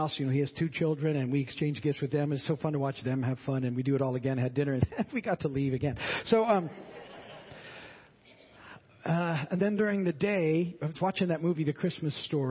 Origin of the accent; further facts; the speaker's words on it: United States; I was born in the States